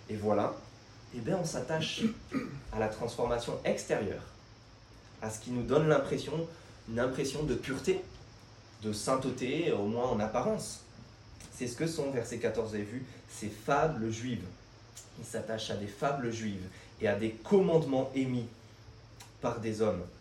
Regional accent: France; Nous, on est comme ça. On est français, on n'aime pas l'autorité.

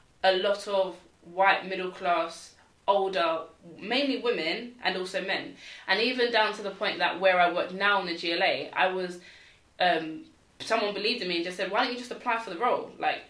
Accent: London, United Kingdom; I'm from London, East London

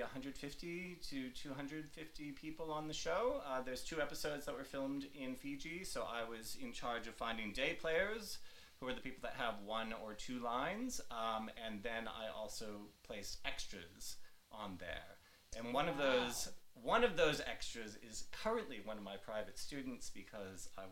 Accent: New York, United States; moved away as an adult; now in Australia; because I was in New York, I'm a New Yorker

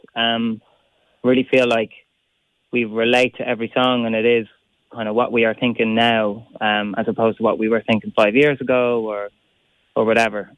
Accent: Ireland; we have so much good music in our country

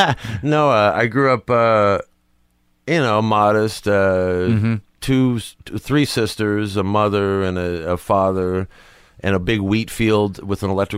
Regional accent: Sedalia, Missouri, United States; moved away; I grew up in Missouri.

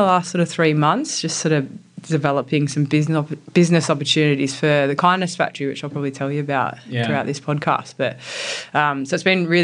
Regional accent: Sydney, New South Wales, Australia; also born or lived in Finley, Australia / Middlesex, United Kingdom; I grew up in Sydney. So I'm from a really small suburb called Mortdale

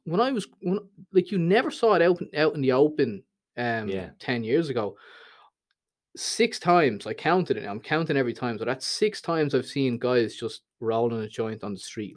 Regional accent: Dublin, Leinster, Ireland; moved away as an adult; also born or lived in Thailand; the Dublin I grew up

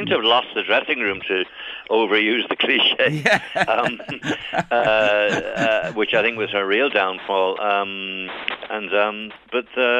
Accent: Ireland; also born or lived in England; I was born in England and I've lived most of my life in Ireland, but I did spend years as a young adult in England

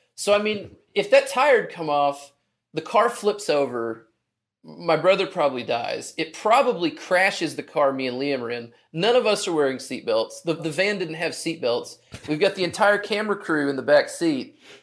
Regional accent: Hot Springs, Arkansas, United States; I'm from Arkansas. I'm from Hot Springs

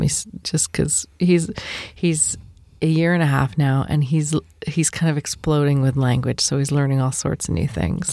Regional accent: United States; I'm also American

